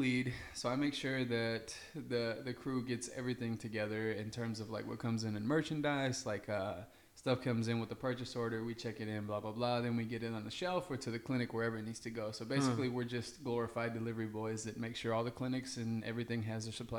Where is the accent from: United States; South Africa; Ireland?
United States; Tyler, Texas; I grew up in Tyler, naturally, and I went to Winona all 12 years of my life in school.